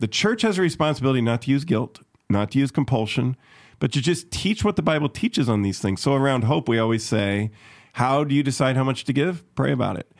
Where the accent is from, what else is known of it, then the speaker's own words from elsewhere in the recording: Chicago, Illinois, United States; moved away; where I grew up in Chicago.